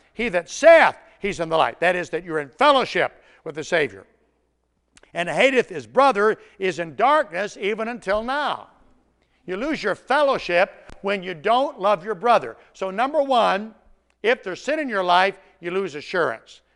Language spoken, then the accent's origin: English; Tennessee, United States; I'm from Tennessee